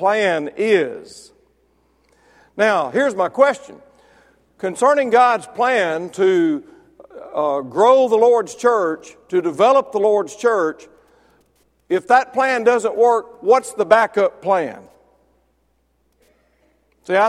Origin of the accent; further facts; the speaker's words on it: Mississippi, United States; I was born and raised in Mississippi